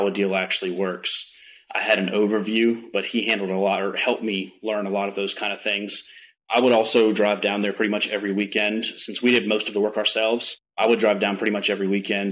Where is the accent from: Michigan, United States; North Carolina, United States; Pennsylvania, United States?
North Carolina, United States; Mocksville; I am from Mocksville, North Carolina, originally raised there, just about 45-ish minutes north of Charlotte